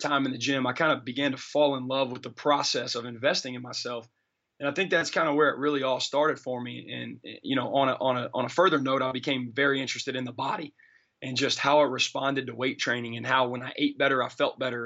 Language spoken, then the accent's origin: English; Birmingham, Alabama, United States; now in Jonesboro, United States; I'm originally from Birmingham, Alabama. You know, grew up playing all kinds of sports